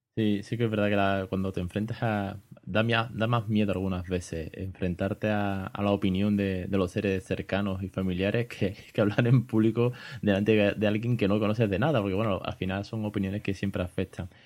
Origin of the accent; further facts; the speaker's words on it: Spain; de España en este caso, que es de donde yo soy